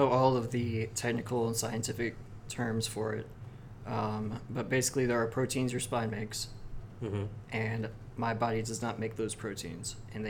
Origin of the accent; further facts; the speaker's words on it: Tipp City, Ohio, United States; now in Greenville, United States; So yeah, I was born in Greenville. We moved to Ohio.